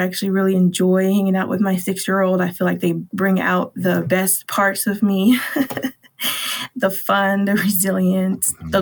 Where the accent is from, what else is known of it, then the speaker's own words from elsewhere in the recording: Los Angeles, California, United States; I was born and raised in Watts, California, which is in Southern California.